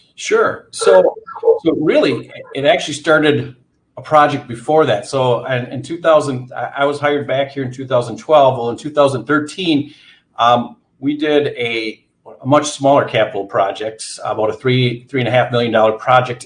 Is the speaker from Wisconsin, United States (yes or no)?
yes; Antigo, Wisconsin, United States; moved away as an adult; also born or lived in Eau Claire, Wisconsin; I'm from Antigo, Wisconsin, grew up there.